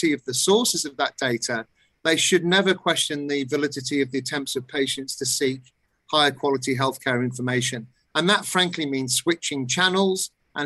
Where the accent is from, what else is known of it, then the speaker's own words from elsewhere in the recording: United Kingdom; In my own country, in the United Kingdom